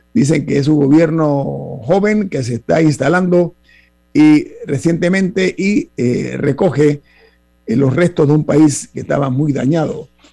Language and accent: Spanish; Panama